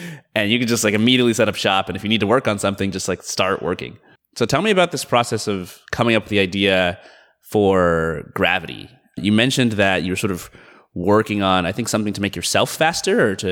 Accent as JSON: {"language": "English", "town": "Atlanta", "region": "Georgia", "country": "United States", "tie": "born or raised there", "also_born_or_lived": "Boston / San Francisco", "moved": "as an adult", "lives_now": "Seattle, United States", "said": "I grew up in Atlanta. I was there until I was 18"}